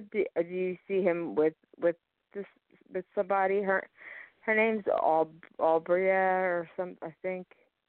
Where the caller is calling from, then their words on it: Philadelphia, Pennsylvania, United States; I'm from Philadelphia.